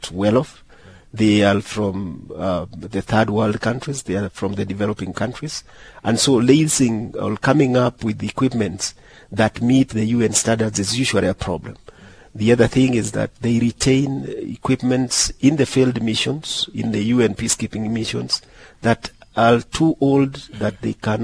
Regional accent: Kenya; I'm from Kenya.

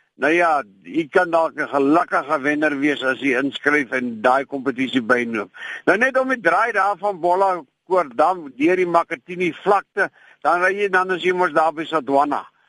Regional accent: Klein Brak River, Western Cape, South Africa; waar ek groot geword het in Kleinbrak rivier se omgewing

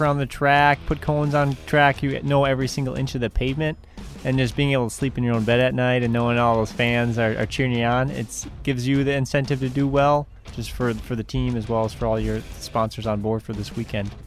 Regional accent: Elkhart Lake, Wisconsin, United States; as a kid growing up in Elkhart

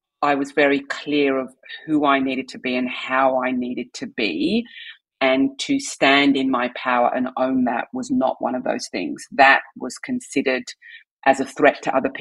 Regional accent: England, United Kingdom; moved away as an adult; also born or lived in London / Canberra; I'm from England

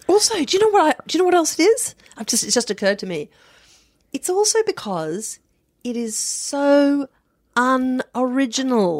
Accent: Adelaide, South Australia, Australia; I'm forty-six and I grew up in South Australia, um, in the seventies and eighties

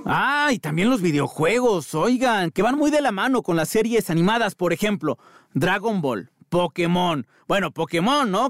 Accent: Mexico; somos los mexicanos

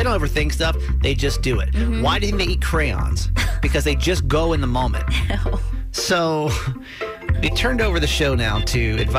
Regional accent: the South, United States; I'm the man, you're the woman, this is what we do. I grew up in the South, that's like, that's it, right?

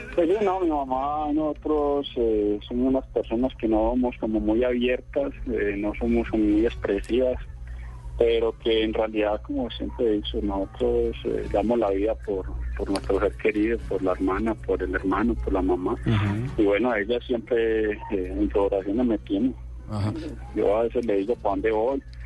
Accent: Antioquia, Colombia; Como buen paisa, como buen paisa

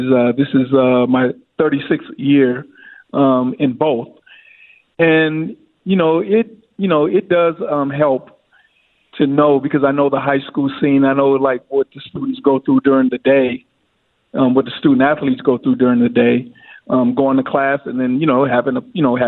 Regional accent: St. Paul, Minnesota, United States; I was from St. Paul, and I lived in the Central neighborhood, so I knew all the players on Central.

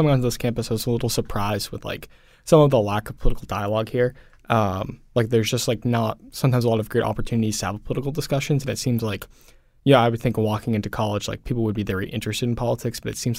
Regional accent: Swampscott, Massachusetts, United States; So I grew up in Swampscott, Massachusetts, which is a little bit north of Boston.

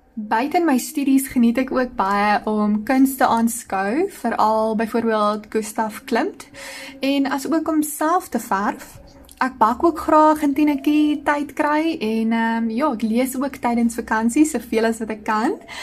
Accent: Ceres, Western Cape, South Africa; ek het groot geword op die Desuitse onderontwikkelde kant van die spreekwoordelike treinspoor in Ceres.

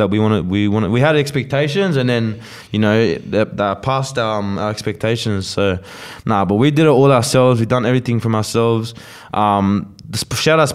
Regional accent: Australia; accent: Aussie; I'm using my Aussie accent

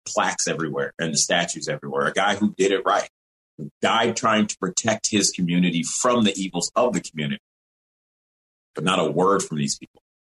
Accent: Evanston, Illinois, United States; also born or lived in Rochester, New York; I was born in Rochester, New York and grew up in Evanston, Illinois, Illinois, right outside of Chicago.

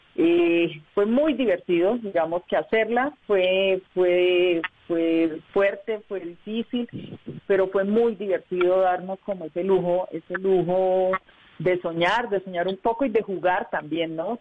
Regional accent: Socorro, Santander, Colombia; moved away as an adult; also born or lived in Bucaramanga; now in Bogotá, Colombia

